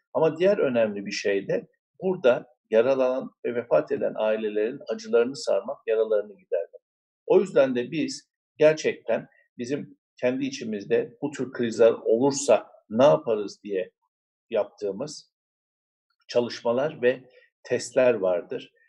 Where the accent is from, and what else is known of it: Mersin, Turkey